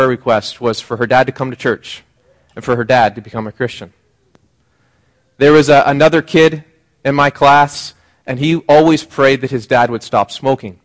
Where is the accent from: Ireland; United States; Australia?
United States; Seattle area, Washington; moved away as an adult; now in British Columbia, Canada; I went home. My parents live outside of Seattle, and I was commuting to Seattle. And because I wasn't a regular in the area, my hometown